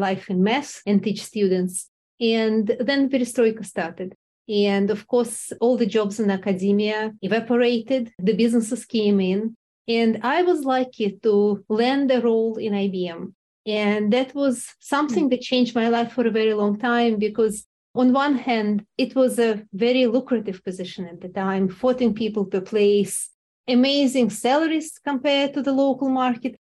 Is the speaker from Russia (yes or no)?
yes; Russia; moved away; also born or lived in Moscow; I grew up in Russia and I was groomed for all my life to be a scientist